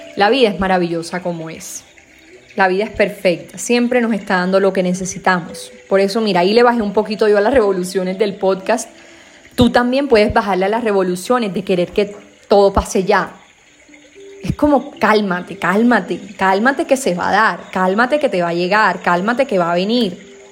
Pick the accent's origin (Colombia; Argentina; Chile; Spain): Colombia; Caribbean coast; accent: costeño; Yo como soy costeña a veces se me embolatan los, las vocales